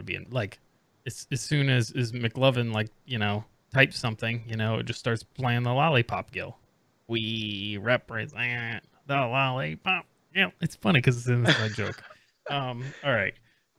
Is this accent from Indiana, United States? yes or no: yes; Indiana, United States; moved away; Yeah, I'm originally from Indiana, so I'm a Colts fan.